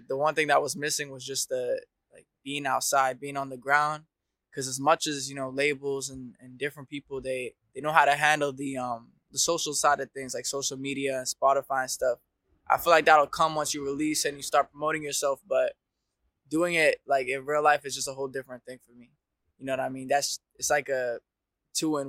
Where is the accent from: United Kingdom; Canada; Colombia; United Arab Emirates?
United Arab Emirates; Dubai; moved away as an adult; also born or lived in Detroit, Michigan (mother's origin); now in Melbourne, Australia; I've been living here in Australia for 3 years now. So I was born in Dubai, but originally my mom's from Michigan, Detroit